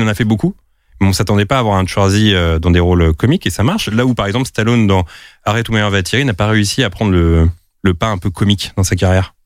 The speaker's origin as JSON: {"language": "French", "town": "Drancy", "region": "Île-de-France", "country": "France", "said": "je viens de la ville de Drancy"}